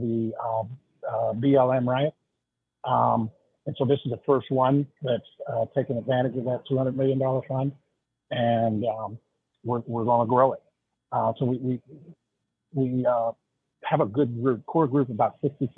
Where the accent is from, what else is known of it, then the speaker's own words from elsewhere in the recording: East Liverpool, Ohio, United States; also born or lived in Waco, Texas; now in Warren, Michigan, United States; I'm from East Liverpool, Ohio, right? On the river